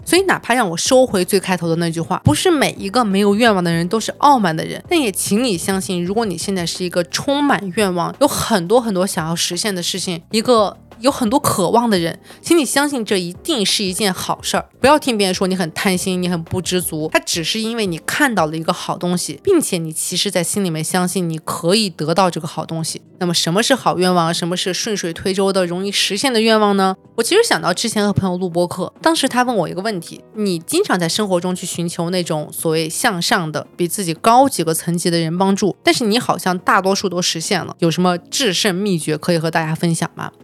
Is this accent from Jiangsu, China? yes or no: no; Urumqi, Xinjiang, China; also born or lived in Huizhou, Guangdong; now in Beijing, China; 我本来是一个在广东惠州出生，在新疆乌鲁木齐长大的一个标准意义上的非一线城市长大的普通家庭的女孩儿。到现在为止，我已经在北京待了